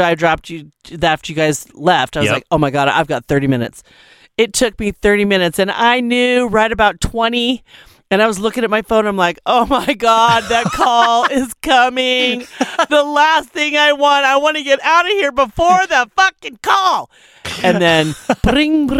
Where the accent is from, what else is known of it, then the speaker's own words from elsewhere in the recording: Colorado, United States; I'm from Colorado.